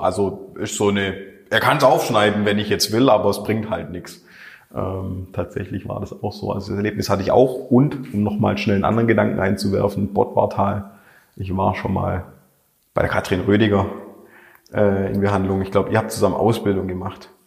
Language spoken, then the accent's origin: German; Schorndorf, Baden-Württemberg, Germany; Da habe ich auch noch selber im Remstal gewohnt, ich bin ja in Schondorf aufgewachsen